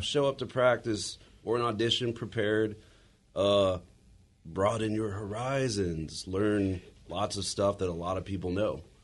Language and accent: English; Springfield, Virginia, United States; I'm from Virginia